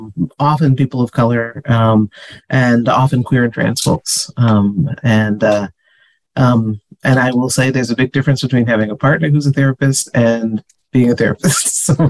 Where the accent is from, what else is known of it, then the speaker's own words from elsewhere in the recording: East Coast, United States; now in California, United States; Growing up on the East Coast